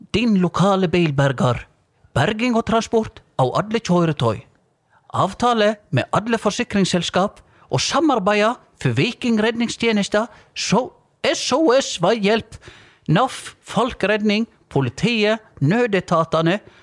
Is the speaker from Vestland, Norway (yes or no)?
yes; Vik, Vestland, Norway; vi, vi, er jo født og oppvokst i Vik